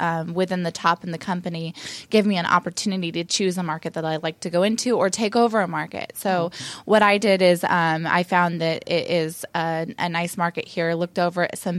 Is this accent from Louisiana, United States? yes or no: no; Eugene, Oregon, United States; I'm actually from Eugene, Oregon, so go Ducks.